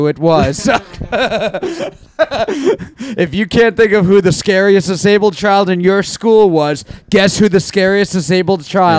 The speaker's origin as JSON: {"language": "English", "town": "New York City", "region": "New York", "country": "United States", "tie": "born or raised there", "said": "someone's from like Bayside, Queens, or like deep, like near where I grew up"}